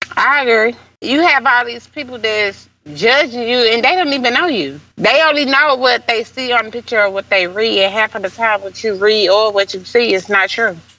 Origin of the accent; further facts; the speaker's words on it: St. Louis, Missouri, United States; I'm from St. Louis